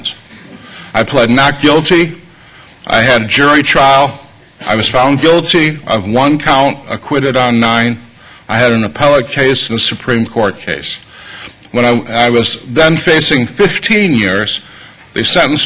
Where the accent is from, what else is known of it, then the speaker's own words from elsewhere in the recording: Madison, Wisconsin, United States; I'm from Madison, Wisconsin, which is a town not unlike San Francisco